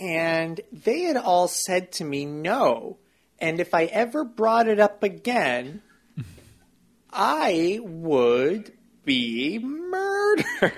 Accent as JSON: {"language": "English", "town": "Brooklyn", "region": "New York", "country": "United States", "accent": "Brooklyn", "said": "Honestly, I'm controlling it all the time. So this is me controlling and subduing my Brooklyn accent."}